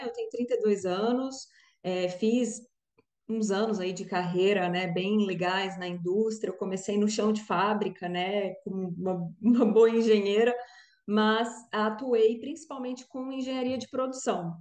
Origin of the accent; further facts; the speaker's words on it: Brasília, Federal District, Brazil; now in Rio de Janeiro, Brazil; sou brasiliense, mas moro no Rio, então, né, brasiliense carioca, já carioquei aqui também